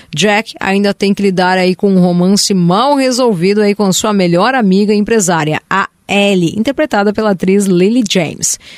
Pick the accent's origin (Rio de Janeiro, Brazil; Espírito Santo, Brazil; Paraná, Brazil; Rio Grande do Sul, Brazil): Rio Grande do Sul, Brazil; accent: gaúcho; meu sotaque gaúcho